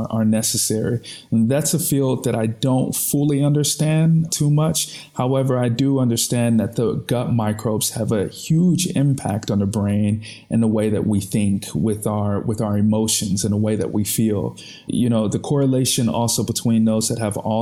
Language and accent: English; United States; moved away as an adult; now in Austria; as an American